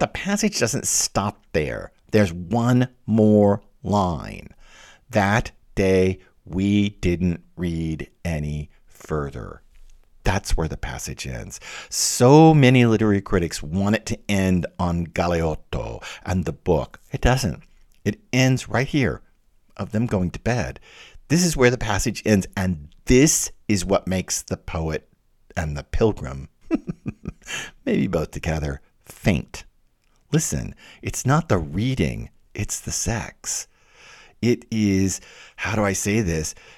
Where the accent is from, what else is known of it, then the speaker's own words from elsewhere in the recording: the southern United States, United States; especially in the southern part of the United States where I was from, we were very, you know, Victorian and mannerly